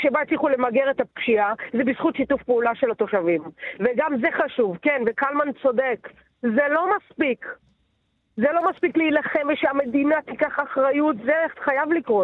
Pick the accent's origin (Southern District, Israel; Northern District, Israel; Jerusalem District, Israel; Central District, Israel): Central District, Israel; Netanya; גדלתי בנתניה, אוקיי? בשנות ה-80 וה-90